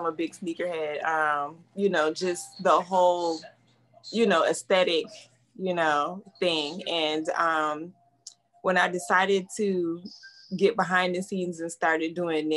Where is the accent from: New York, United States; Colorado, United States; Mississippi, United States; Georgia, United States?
New York, United States; Rochester; now in Apopka, United States; I'm originally from upstate New York. I'm from The Rock, Rochester. I live in Apopka, Florida